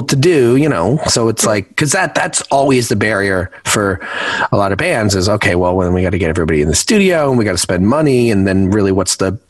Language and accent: English; New Jersey, United States; now in Los Angeles, United States; I'm from New Jersey